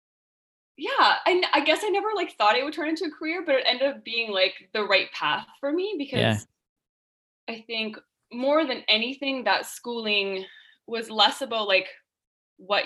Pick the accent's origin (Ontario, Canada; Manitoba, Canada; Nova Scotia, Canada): Ontario, Canada; Northern Ontario town, Canada; Hayley and I both grew up in a small Northern Ontario town called Simmons